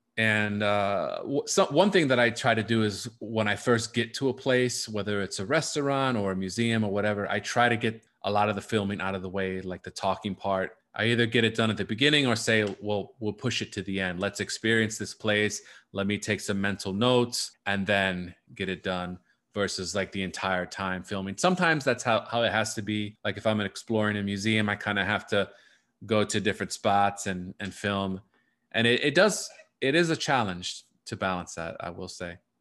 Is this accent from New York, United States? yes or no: no; South Florida, United States; moved away as an adult; also born or lived in Puerto Rico (ancestry); now in Chicago, United States; growing up in South Florida, the majority of my family was still back here in Chicago.